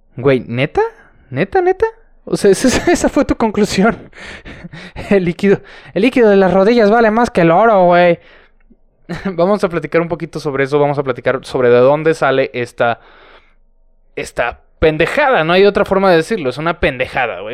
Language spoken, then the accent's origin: Spanish; San Luis Potosí, Mexico; San Luis Potosí, señoras y señores, mi, mi ciudad natal